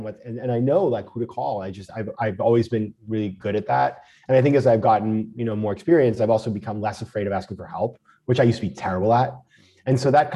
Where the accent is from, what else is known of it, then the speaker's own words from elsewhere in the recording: Maine, United States; moved away; I'm from Maine and we save in Maine